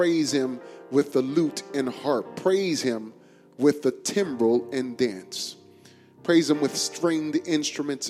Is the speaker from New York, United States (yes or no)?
yes; New York, United States; now in Houston, United States; I grew up on White Castle in New York